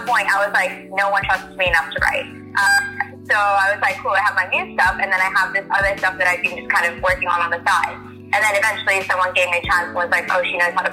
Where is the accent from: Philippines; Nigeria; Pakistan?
Pakistan; moved away; I'm originally from Pakistan, that's where I was born